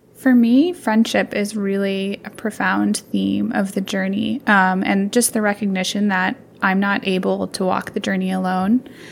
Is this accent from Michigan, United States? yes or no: no; Alaska, United States; moved away as an adult; also born or lived in Indiana / San Diego / Seattle; now in Boise, United States; I'm originally from Alaska